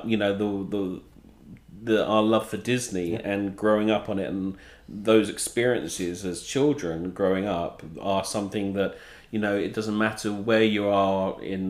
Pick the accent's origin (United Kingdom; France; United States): United Kingdom; England; moved away; We didn't have like the Mickey Mouse Club in the UK